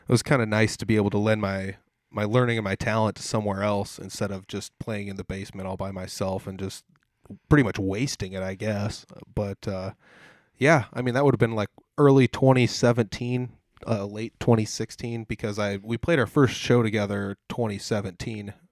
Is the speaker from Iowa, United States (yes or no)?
yes; Des Moines, Iowa, United States; I'm from Des Moines.